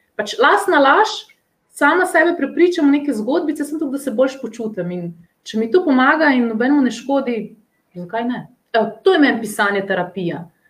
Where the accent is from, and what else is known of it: Slovenia